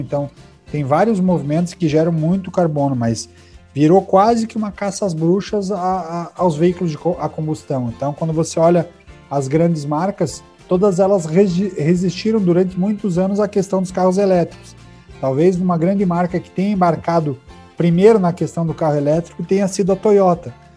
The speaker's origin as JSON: {"language": "Portuguese", "country": "Brazil", "said": "sou brasileiro"}